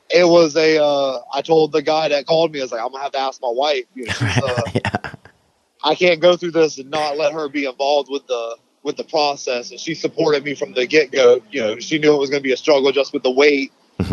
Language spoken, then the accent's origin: English; Charleston, South Carolina, United States; we're from here. We're from Charleston, South Carolina, and all of our family's still here